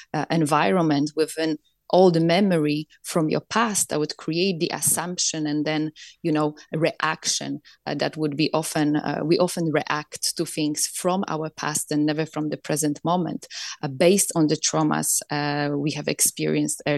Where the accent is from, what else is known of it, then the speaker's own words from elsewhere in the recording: Poland; I grew up in Poland, communist Poland